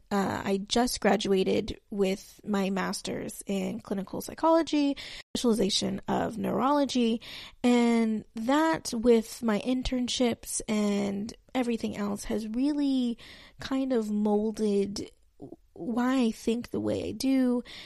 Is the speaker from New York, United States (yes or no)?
no; West Texas, United States; I was raised in Texas, um, mostly on, on the west side of Texas